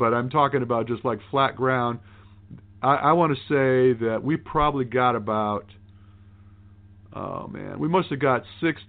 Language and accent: English; Michigan, United States; moved away as an adult; also born or lived in Maui, Hawaii; all my life growing up in Michigan, the winters got really harsh.